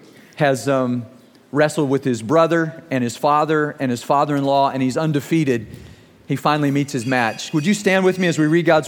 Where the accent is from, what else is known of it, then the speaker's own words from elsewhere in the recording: Germany; I was growing up in Germany, and my team won the championship that year that I wrestled